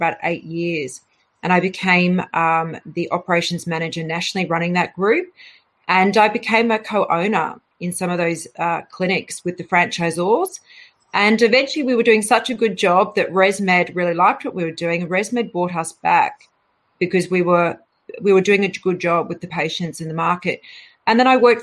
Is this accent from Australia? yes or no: yes; Australia; moved away as an adult; also born or lived in London, United Kingdom; I left, you know, Australia in 2002, and I travelled to the UK